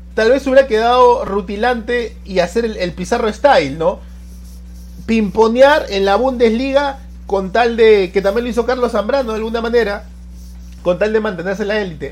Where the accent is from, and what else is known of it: Peru